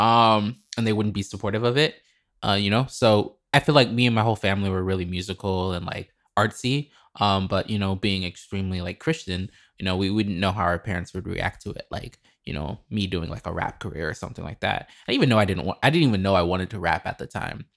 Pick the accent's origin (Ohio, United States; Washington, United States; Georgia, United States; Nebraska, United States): Nebraska, United States; Lincoln; moved away; also born or lived in Chicago; I'm from Lincoln, Nebraska